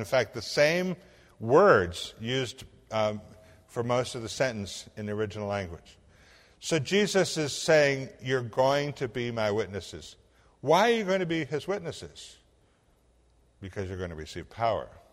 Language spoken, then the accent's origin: English; Illinois, United States; moved away; I'm this cracker from Illinois